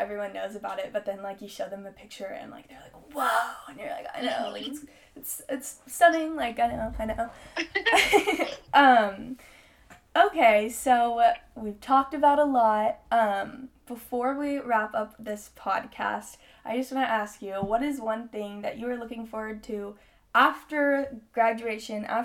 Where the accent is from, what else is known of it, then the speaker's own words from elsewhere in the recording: Southern California, United States; now in Chico, United States; I'm from SoCal